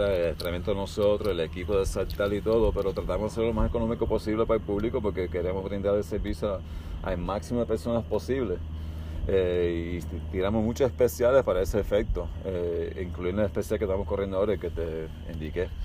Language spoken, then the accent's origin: Spanish; Miami, Florida, United States; also born or lived in California / Cuba (parents); Yo Nací en California de padres cubanos. Mi crianza es mayormente en Miami, Florida